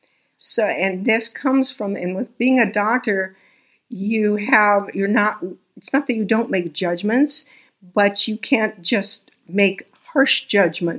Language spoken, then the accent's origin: English; Texas, United States; I was born in Texas.